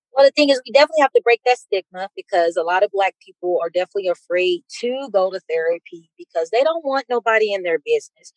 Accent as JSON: {"language": "English", "region": "Mississippi", "country": "United States", "moved": "yes", "lives_now": "Denver, United States", "said": "I am from Mississippi"}